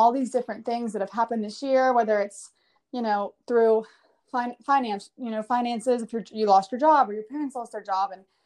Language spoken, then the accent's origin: English; Hoover, Alabama, United States; now in Nashville, United States; I am from Hoover, but I live in Nashville now.